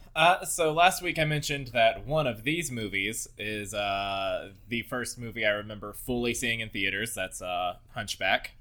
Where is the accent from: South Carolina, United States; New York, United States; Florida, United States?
Florida, United States; Southport; I grew up in Southport, Florida.